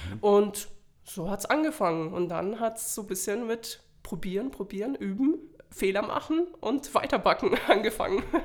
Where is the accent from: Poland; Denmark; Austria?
Poland; now in Germany; ich komme ursprünglich aus Polen und bin mittlerweile schon 17 Jahre in Deutschland